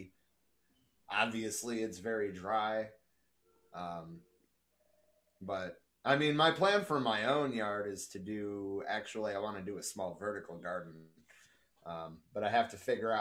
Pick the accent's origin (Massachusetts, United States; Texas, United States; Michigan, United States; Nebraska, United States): Michigan, United States; moved away; I'm originally from Michigan